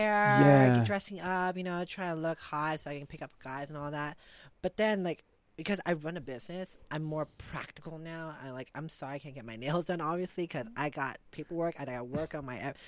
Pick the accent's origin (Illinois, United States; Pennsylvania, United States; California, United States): California, United States; San Francisco; moved away as an adult; also born or lived in Los Angeles; I'm from San Francisco